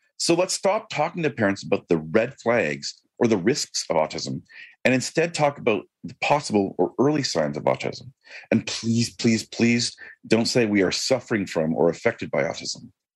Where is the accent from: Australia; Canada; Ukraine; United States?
Canada; I am Canadian.